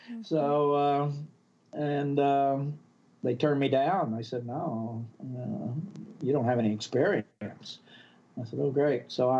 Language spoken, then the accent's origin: English; Oklahoma, United States; moved away as an adult; Well, I grew up in Oklahoma. Actually, I never stepped foot out of Oklahoma until I was 20 years old. Grew up on a farm. We didn't even have indoor plumbing.